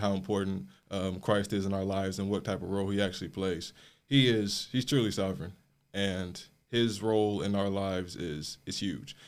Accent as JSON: {"language": "English", "area": "South Suburbs of Chicago", "region": "Illinois", "country": "United States", "tie": "born or raised there", "moved": "as an adult", "said": "I grew up in the South Suburbs of Chicago, Illinois."}